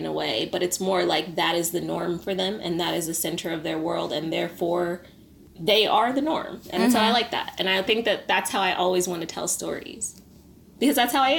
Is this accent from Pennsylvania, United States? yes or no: yes; Philadelphia, Pennsylvania, United States; I am a Black woman. I am from Philly.